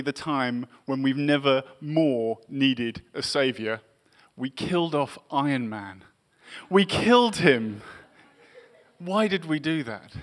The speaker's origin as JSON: {"language": "English", "region": "England", "country": "United Kingdom", "tie": "born or raised there", "also_born_or_lived": "Massachusetts", "said": "I grew up in England in the 1980s"}